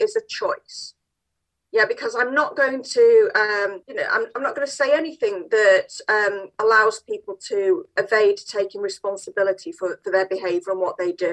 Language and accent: English; Manchester, North West England, United Kingdom; I'm quite proud to be born and bred in Manchester, South Manchester